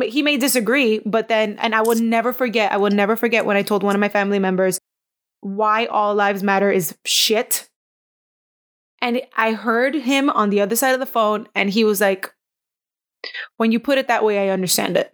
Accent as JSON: {"language": "English", "town": "Miami", "region": "Florida", "country": "United States", "tie": "born or raised there", "moved": "as an adult", "lives_now": "Sarasota, United States", "said": "when I grew up in Miami"}